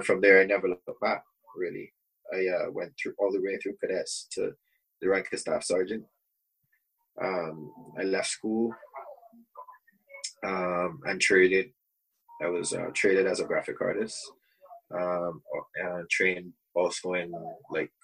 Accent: Saint John, Barbados; moved away; also born or lived in Bridgetown, Barbados; I was born in Bristol in Barbados, and grew up in the eastern part of the country, part called St. John

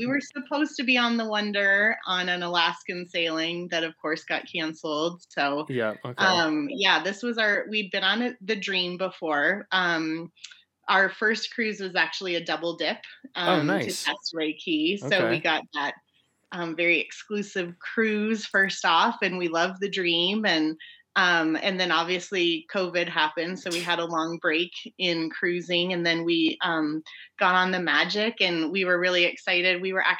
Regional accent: Longmont, Colorado, United States; also born or lived in Loveland, Colorado; Yeah, I grew up in Longmont, Colorado, and now we live near Loveland, Colorado.

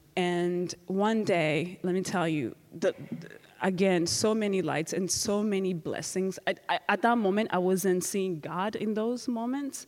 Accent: Rwanda; moved away; I'm from Rwanda

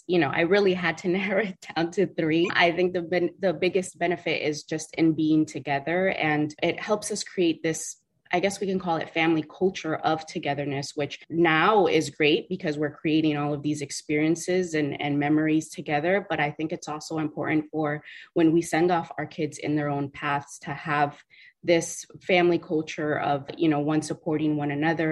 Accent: South Florida, United States; South Florida

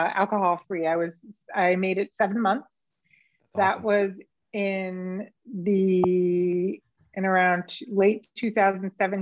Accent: Las Vegas, Nevada, United States; I was from Manch, Vegas

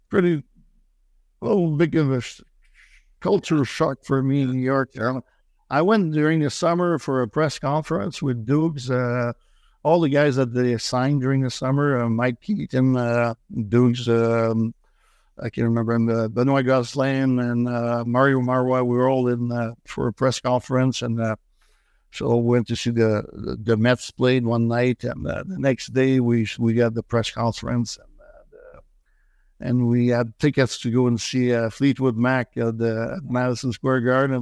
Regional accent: Joliette, Quebec, Canada; English is a second language; also born or lived in Saint-Thomas, Quebec; now in Montreal, Canada; I was born and raised in, uh, Joliet, uh, which is a small town, uh, northeast of Montreal

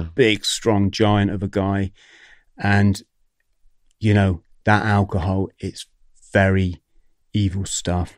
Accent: Plymouth, South West England, United Kingdom; come from Plymouth

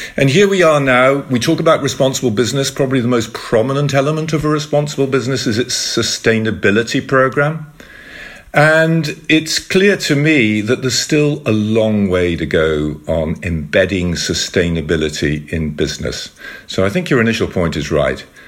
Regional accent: United Kingdom; speaking to each other in the Netherlands and, and we're both British.

